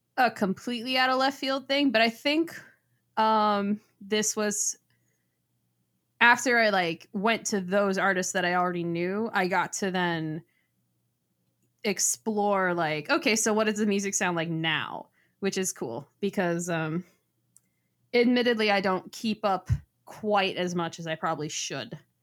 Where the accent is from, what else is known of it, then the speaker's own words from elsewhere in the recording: South Florida, United States; I grew up in South Florida